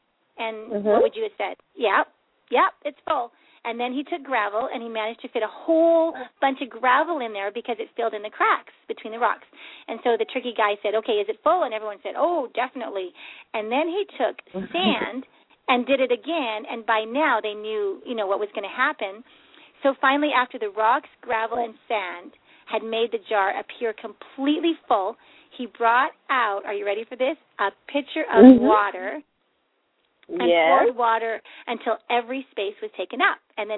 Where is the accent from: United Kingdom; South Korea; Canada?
Canada; this year, and I'm Canadian and U.S., And so it's confusing.